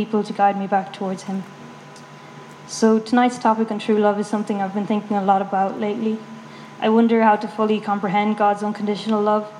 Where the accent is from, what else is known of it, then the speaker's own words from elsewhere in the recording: Galway, Connacht, Ireland; moved away as an adult; now in Dublin, Ireland; I'm originally from Galway, but I've been in Dublin for 1 year